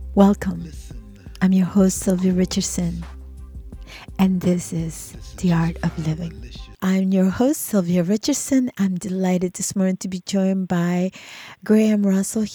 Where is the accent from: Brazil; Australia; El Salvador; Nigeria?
El Salvador; moved away; when I was a kid um, growing up in El Salvador under the war